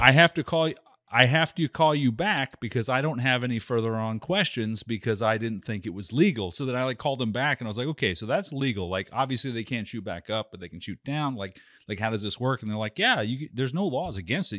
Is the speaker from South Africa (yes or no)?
no; United States; me as an American